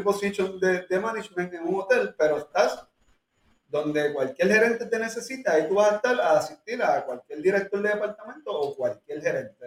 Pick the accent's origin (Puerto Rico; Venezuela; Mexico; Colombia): Puerto Rico; donde, viven mis papás, y donde yo nací y me crié toda la vida